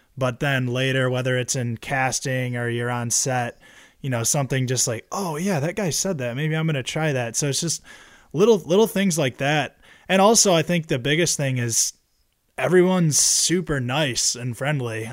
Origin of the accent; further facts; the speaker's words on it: Michigan, United States; we're from Michigan